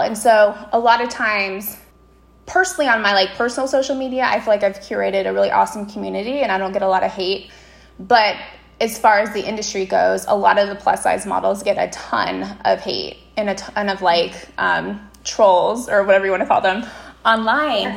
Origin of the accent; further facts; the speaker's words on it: Las Vegas, Nevada, United States; my hometown of Las Vegas